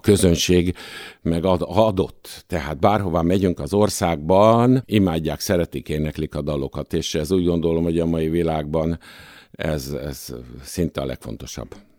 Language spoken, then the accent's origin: Hungarian; Budapest, Hungary; Nyolc kerben születtem